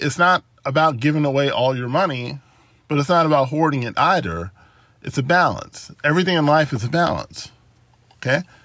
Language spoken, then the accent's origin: English; United States; being born in the United States and, and being an American citizen